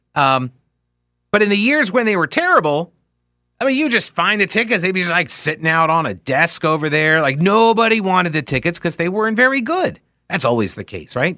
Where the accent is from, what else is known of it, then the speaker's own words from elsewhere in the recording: New York, United States; moved away; I was raised in New York